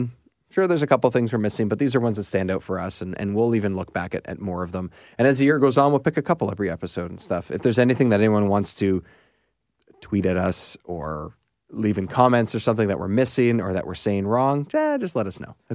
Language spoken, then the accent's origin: English; Canada; So. As the Canadian guys, and just in general, Mighty Ducks.